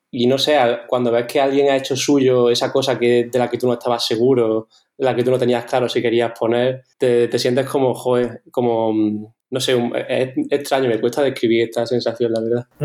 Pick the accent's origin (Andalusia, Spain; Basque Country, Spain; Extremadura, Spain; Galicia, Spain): Andalusia, Spain; Córdoba; nosotros somos de Córdoba, que es una ciudad que, bueno, tiene 360.000 habitantes o así